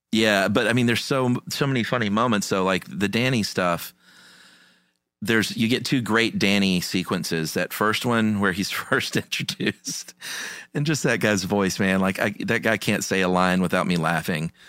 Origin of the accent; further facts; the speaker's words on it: United States; as an American